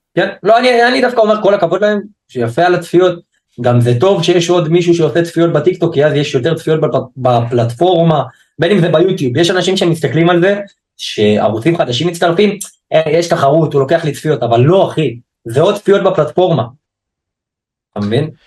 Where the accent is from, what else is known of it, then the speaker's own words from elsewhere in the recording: Haifa, Haifa District, Israel; אני מחיפה